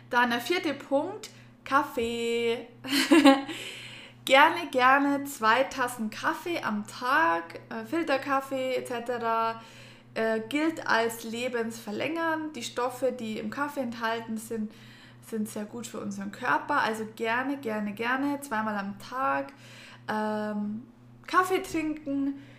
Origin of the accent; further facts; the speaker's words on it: Germany; bei uns in Deutschland